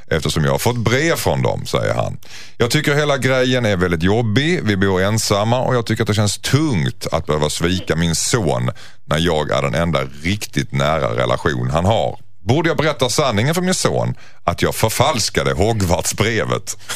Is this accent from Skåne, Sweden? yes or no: yes; Skåne, Sweden; jag är ju skåning